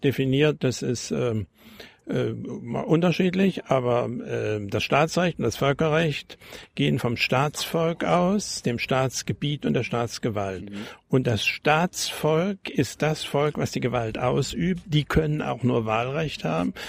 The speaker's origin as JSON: {"language": "German", "area": "GDR", "region": "East Germany", "country": "Germany", "also_born_or_lived": "Hesse", "moved": "as an adult", "lives_now": "Potsdam, Germany", "said": "ich bin als Deutscher nach Deutschland gegangen und nicht als Flüchtling"}